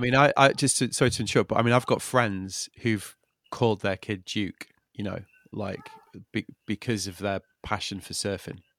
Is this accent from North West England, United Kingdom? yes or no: yes; Manchester, North West England, United Kingdom; I'm from Manchester